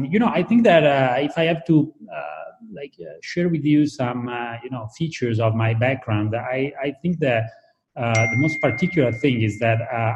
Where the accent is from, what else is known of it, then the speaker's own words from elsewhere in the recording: Italy; I started to work into the design field with a designer from my hometown, which is called Iosaghini. And then I actually moved to MIT first. I did a period of research there, and then back to Italy.